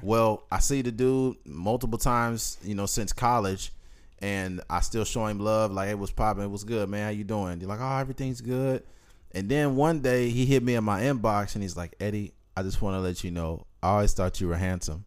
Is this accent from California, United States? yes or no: yes; Bakersfield, California, United States; I'm from Bakersfield